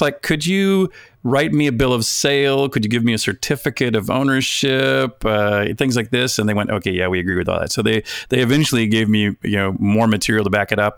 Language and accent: English; United States; an American collector